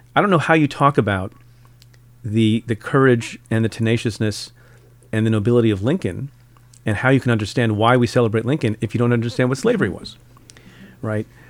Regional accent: India; now in United States; I'm from India. Was born in India.

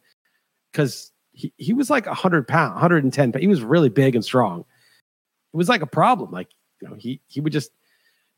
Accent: New York, United States; moved away as an adult; I grew up in New York

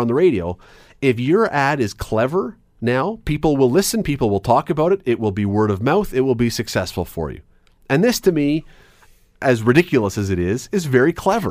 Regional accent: Toronto, Ontario, Canada; moved away as an adult; now in Hamilton, Canada; I grew up in Toronto. I moved here as a young adult

